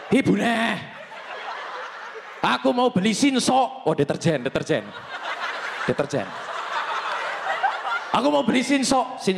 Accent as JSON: {"language": "Indonesian", "town": "Banjarnegara", "region": "Central Java", "country": "Indonesia", "accent": "Javanese Ngapak", "said": "dan aku dari Banjarnegara di mana itu bahasa Jawanya adalah bahasa Jawa ngapak, cuman lain daripada yang lain."}